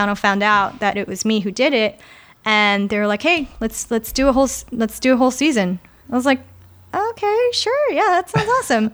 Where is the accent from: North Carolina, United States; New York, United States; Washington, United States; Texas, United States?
New York, United States; New York City; I'm actually a native New Yorker, and I take a lot of pride in that. I'm born and raised in, uh, New York, in, in Queens, actually.